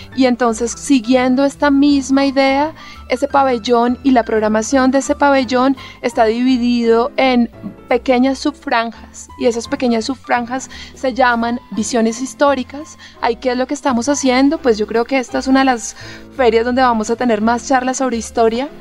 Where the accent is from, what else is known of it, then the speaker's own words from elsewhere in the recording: Colombia; nosotros como colombianos